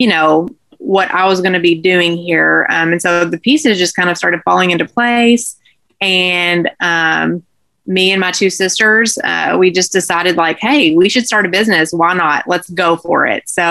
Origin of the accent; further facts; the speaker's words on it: Owensboro, Kentucky, United States; also born or lived in Bowling Green, Kentucky; I was born and raised in Owensboro